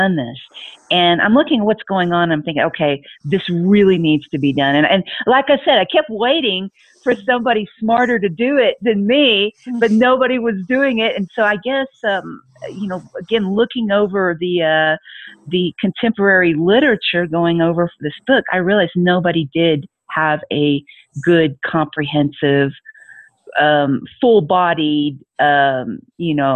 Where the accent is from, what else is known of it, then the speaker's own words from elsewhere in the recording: United States; moved away as an adult; in the U.S. since, you know, that is my native country.